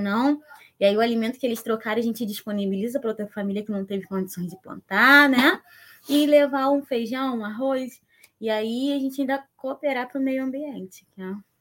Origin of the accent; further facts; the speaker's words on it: São Gonçalo, Rio de Janeiro, Brazil; sou nascida e criada aqui em São Gonçalo